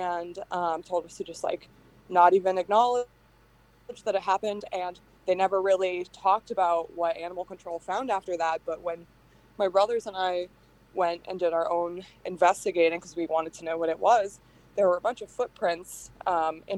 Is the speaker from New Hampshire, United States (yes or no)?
yes; Hampton, New Hampshire, United States; I grew up in Hampton, New Hampshire, which is one of the like five seacoast towns